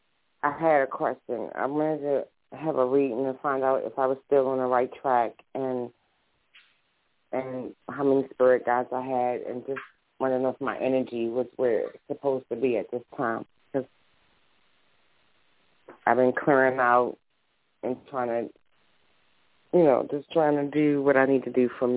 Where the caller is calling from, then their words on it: Baltimore, Maryland, United States; I'm sorry, Baltimore, Maryland.